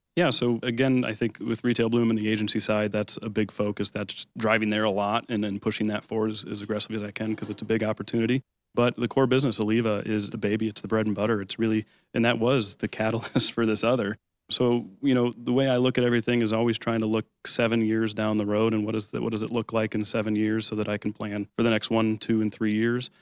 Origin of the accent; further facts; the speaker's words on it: Lake Orion, Michigan, United States; also born or lived in Oakland Township, Michigan; I grew up in Lake Orion, in Oakland Township's my home now